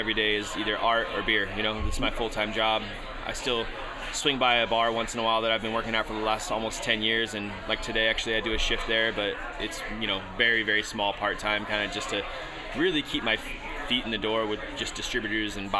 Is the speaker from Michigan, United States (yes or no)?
no; Anderson, California, United States; moved away as an adult; also born or lived in Redding, California; now in Las Vegas, United States; I'm actually from a smaller town outside of Redding called Anderson, California